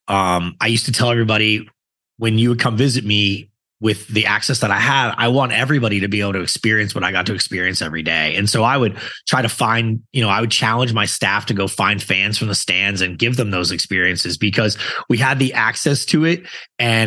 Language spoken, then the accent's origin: English; Boston, Massachusetts, United States; I grew up in Boston